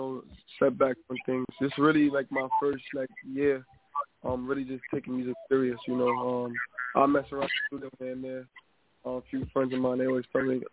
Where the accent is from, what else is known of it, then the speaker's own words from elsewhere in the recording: New York City, New York, United States; I'm an artist coming out of Brooklyn, New York